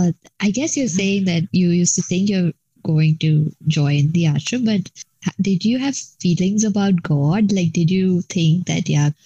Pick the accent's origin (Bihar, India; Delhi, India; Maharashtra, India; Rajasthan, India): Maharashtra, India; Mumbai; I'm saying y'all a lot, like I'm from Bombay